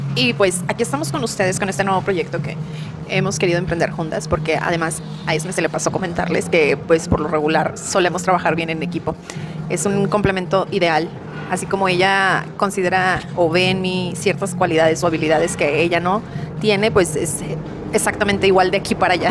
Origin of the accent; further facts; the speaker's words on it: Saltillo, Coahuila, Mexico; Somos originarias de Saltillo